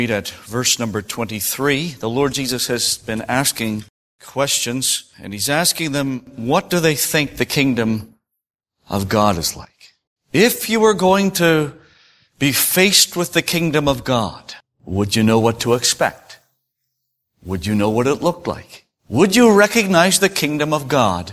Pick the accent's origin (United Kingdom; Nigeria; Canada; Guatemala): Canada; Prince Edward Island; I come from Prince Edward Island, and, you know, we're a bit laid back, we're old-fashioned